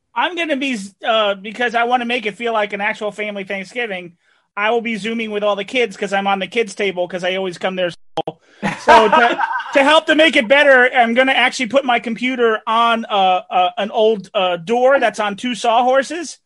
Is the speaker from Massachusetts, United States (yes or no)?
no; New Jersey, United States; Growing up in Jersey